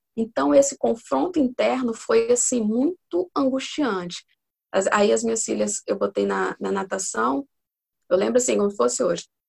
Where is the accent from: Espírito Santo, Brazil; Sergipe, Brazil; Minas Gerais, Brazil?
Espírito Santo, Brazil; eu tenho 41 anos, sou aqui do Espírito Santo